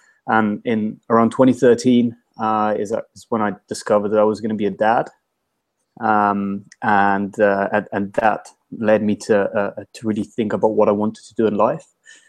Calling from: London, United Kingdom; I'm calling you from London, from my house, my kitchen.

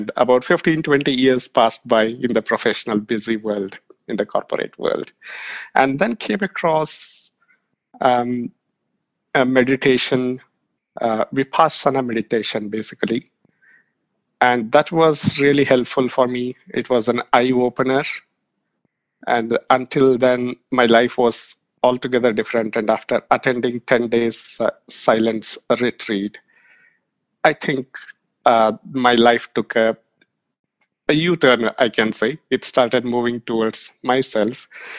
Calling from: Bangalore, Karnataka, India; from Bangalore, India.

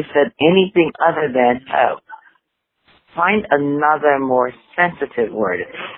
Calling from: Philadelphia, Pennsylvania, United States; I'm calling from Philadelphia.

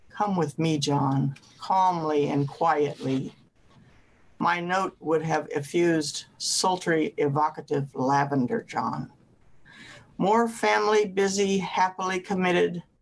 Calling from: Ames, Iowa, United States; Ames, Iowa.

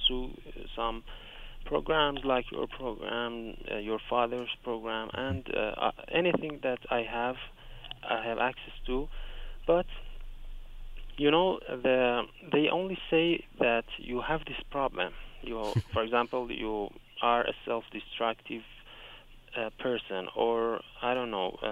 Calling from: Iran; I'm calling from Iran.

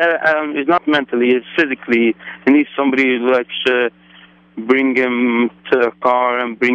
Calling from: New York, United States; From New York.

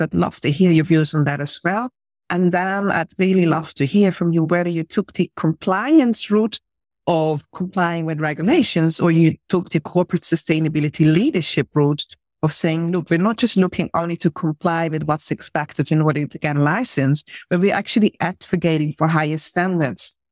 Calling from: Mauritius; I'm calling from the Republic of Mauritius

